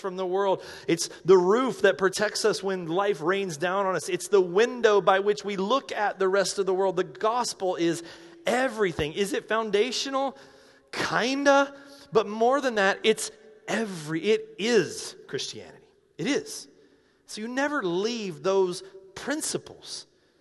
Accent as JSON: {"language": "English", "region": "North Carolina", "country": "United States", "moved": "yes", "said": "I'm from North Carolina."}